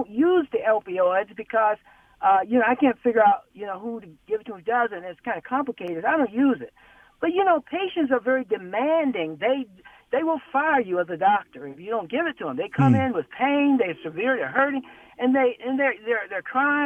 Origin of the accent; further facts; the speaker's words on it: North Carolina, United States; now in Michigan, United States; I'm in from North Carolina